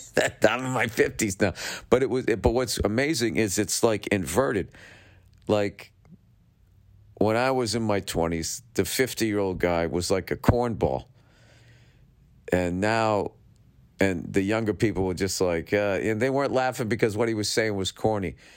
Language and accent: English; Boston, Massachusetts, United States; growing up in Boston